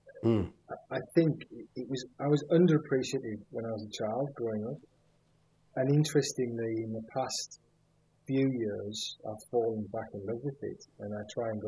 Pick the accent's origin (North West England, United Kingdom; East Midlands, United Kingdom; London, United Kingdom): North West England, United Kingdom; Cumbria, Lake District; accent: northerner; moved away as an adult; I was born in Cumbria in the Lake District